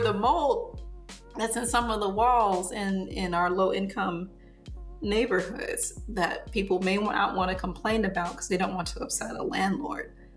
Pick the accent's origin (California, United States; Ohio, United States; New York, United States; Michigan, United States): Michigan, United States; Southfield; moved away as an adult; also born or lived in Detroit, Michigan; now in Fort Wayne, United States; I grew up in Southfield, Michigan